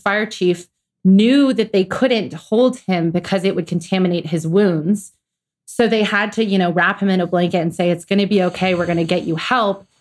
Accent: Atlanta, Georgia, United States; I'm from Atlanta, Georgia.

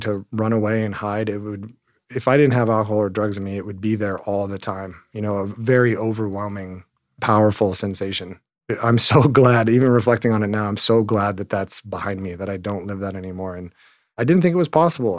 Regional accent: Hermosa Beach, California, United States; I grew up in Hermosa Beach, California, so just down the road, one square mile beach town

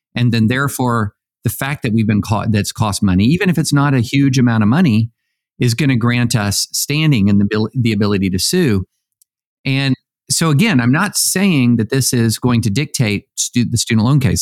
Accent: Tennessee, United States; I'm from Tennessee

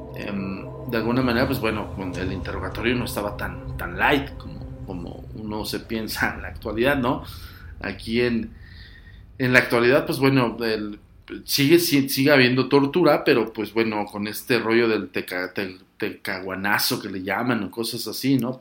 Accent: Mexico; si eres también mexicano

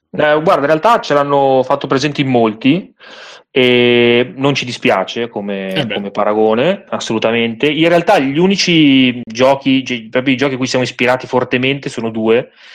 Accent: Milan, Lombardy, Italy; io sono di Milano, nel senso che sono nato a Milano.

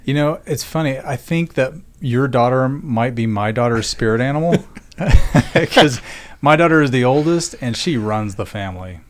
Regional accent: Oklahoma, United States; moved away as an adult; also born or lived in Denver; I grew up in Oklahoma, and as Josh said, I went to school at Oklahoma State

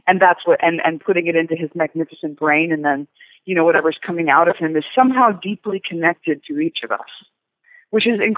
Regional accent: Chicago, Illinois, United States; we're from Chicago

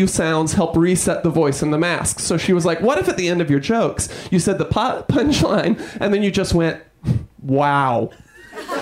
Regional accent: New York, United States; I'm from New York.

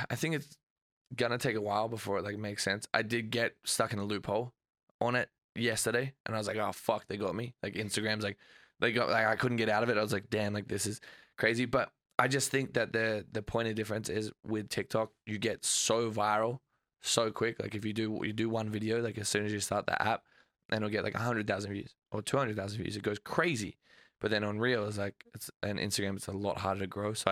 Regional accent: Australia; moved away as an adult; I'm Australian.

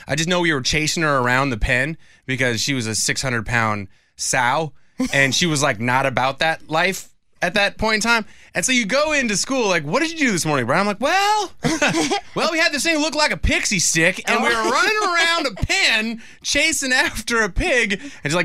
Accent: Whidbey Island, Washington, United States; moved away; I'm from Whidbey Island, Washington. It's rural, and I grew up on like a pig and horse farm

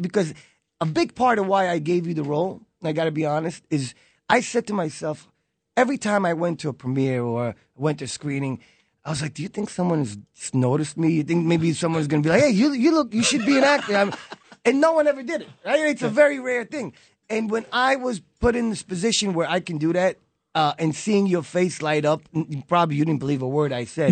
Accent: New York City, New York, United States; also born or lived in Israel; I was born in Israel, but, uh, raised in Brooklyn when I was nine years old

